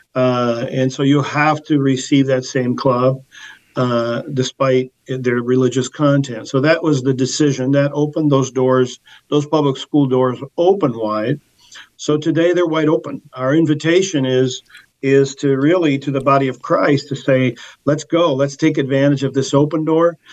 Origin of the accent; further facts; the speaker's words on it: Portugal; moved away; I was born in Portugal